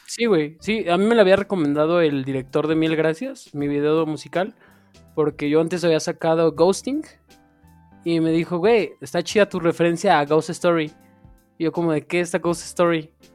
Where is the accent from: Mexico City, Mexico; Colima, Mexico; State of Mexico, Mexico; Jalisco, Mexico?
State of Mexico, Mexico; soy del Estado de México